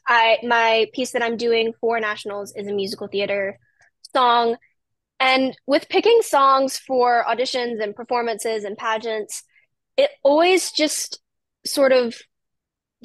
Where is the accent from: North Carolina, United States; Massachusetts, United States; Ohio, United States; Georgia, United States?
North Carolina, United States; Rocky Point; I am from Rocky Point, North Carolina